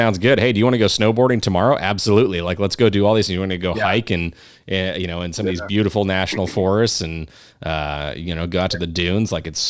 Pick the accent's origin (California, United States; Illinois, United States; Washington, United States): California, United States; Southern; I'm from Southern California.